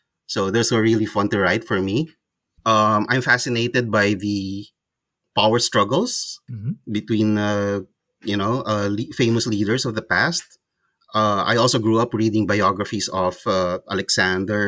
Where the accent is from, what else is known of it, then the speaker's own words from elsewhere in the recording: Philippines; that's where I am from. I'm a Filipino.